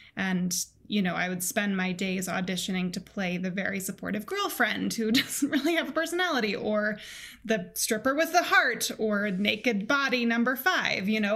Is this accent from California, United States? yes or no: no; Colorado, United States; I grew up in Colorado, um, in the United States